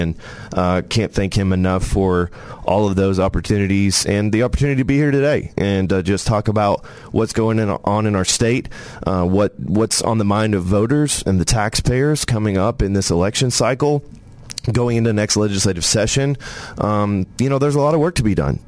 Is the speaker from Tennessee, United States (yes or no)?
yes; Tennessee, United States; I was born in Tennessee.